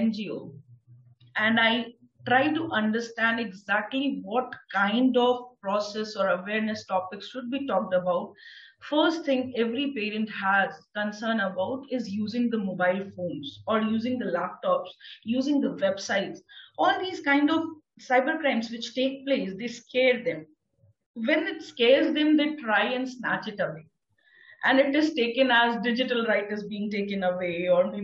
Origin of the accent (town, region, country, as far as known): India